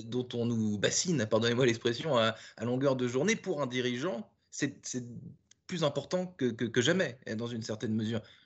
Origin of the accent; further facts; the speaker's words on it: France; also born or lived in Paris; nous sommes tous les deux français. Euh, vous à New York et moi à Paris.